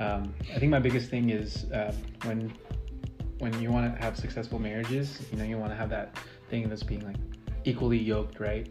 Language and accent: English; San Diego, California, United States; I'm originally from San Diego